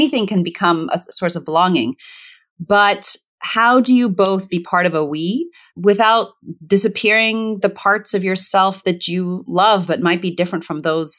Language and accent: English; Zimbabwe; born there; also born or lived in Botswana / Virginia, United States; I was born in Zimbabwe because it was the closest good hospital to the village that they lived in Botswana